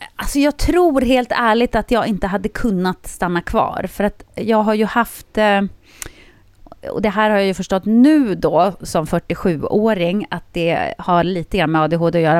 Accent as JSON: {"language": "Swedish", "town": "Jokkmokk", "region": "Norrbotten County", "country": "Sweden", "tie": "born or raised there", "moved": "yes", "said": "jag är ju uppväxt i Jokkmokk."}